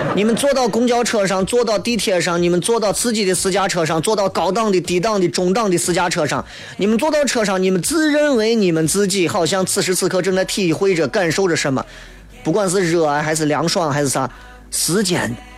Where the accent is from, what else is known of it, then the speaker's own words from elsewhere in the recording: Xi'an, Shaanxi, China; 我作为一个西安人